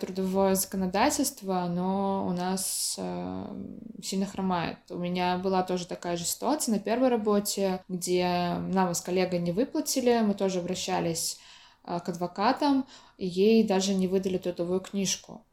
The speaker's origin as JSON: {"language": "Russian", "town": "Orenburg", "region": "Orenburg Oblast", "country": "Russia", "tie": "born or raised there", "also_born_or_lived": "Samara", "moved": "yes", "said": "я э, родилась, выросла в Оренбурге, училась в Самаре"}